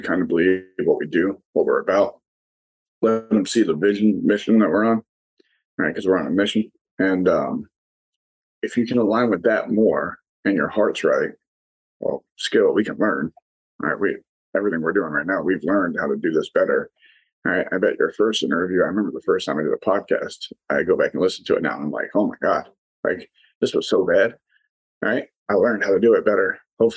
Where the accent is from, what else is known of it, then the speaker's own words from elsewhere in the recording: New York City, New York, United States; moved away as an adult; now in Delaware, United States; I'm originally from New York City, not West Virginia, but I now live in a place called Delaware